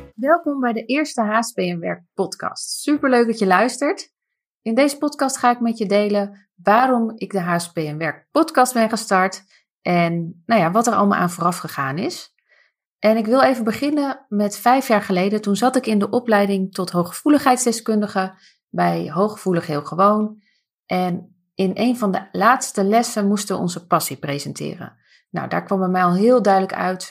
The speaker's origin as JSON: {"language": "Dutch", "town": "Harderwijk", "region": "Gelderland", "country": "Netherlands", "tie": "born or raised there", "said": "Ik ben opgegroeid in Harderwijk samen met mijn zusje Ilse"}